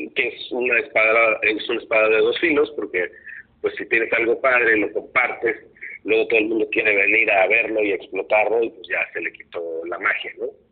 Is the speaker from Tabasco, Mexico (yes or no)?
no; Cuernavaca, Morelos, Mexico; moved away; yo soy de Cuernavaca